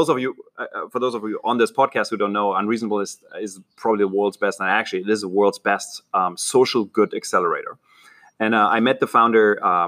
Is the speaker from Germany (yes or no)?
yes; Germany; accent: German; moved away as an adult; also born or lived in Berlin, Germany / London, United Kingdom; now in Silicon Valley, United States; I'm Franco-German. Like, my great-great-grandparents were French. I grew up in Germany, married a Brit, so that ended my stay in Germany when I was 28 or so.